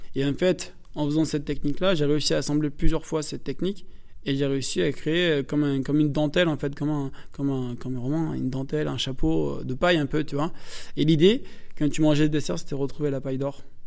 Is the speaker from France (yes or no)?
yes; northern France, France; moi je viens du nord de la France